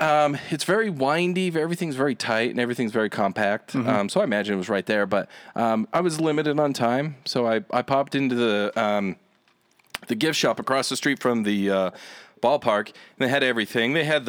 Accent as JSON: {"language": "English", "region": "Utah", "country": "United States", "said": "And now we're from Utah."}